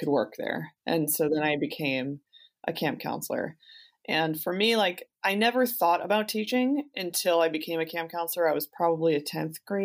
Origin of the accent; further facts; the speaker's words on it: New Jersey, United States; I grew up in New Jersey